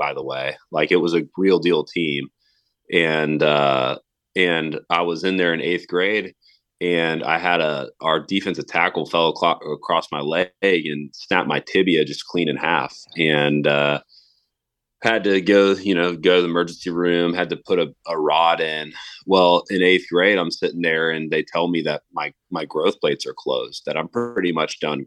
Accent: Tallahassee, Florida, United States; as a high schooler and college student right here in my hometown

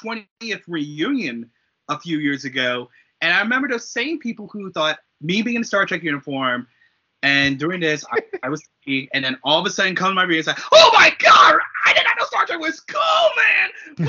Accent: Prince George's County, Maryland, United States; growing up in Prince George's County, Maryland

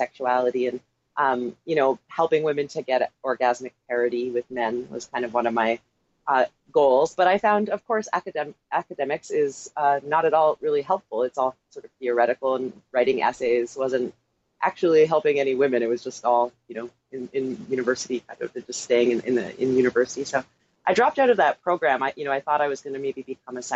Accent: Toronto, Ontario, Canada; now in San Francisco, United States; I am from Toronto, and interestingly enough, I don't actually speak any French

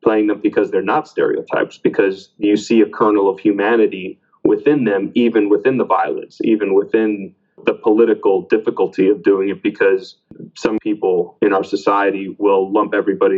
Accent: Miami, Florida, United States; both of my parents are Cuban. I was born in Miami, Florida

